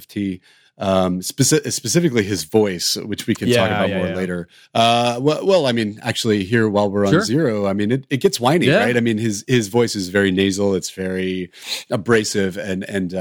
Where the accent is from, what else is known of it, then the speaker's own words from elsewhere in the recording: the South, United States; as a 13-year-old growing up in the South inside a Southern Baptist church